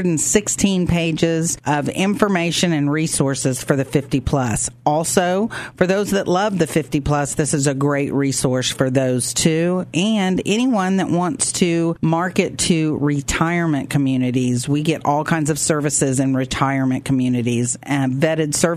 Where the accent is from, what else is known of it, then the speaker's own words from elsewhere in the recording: Ada, Oklahoma, United States; I'm from Ada, so we always played Ardmore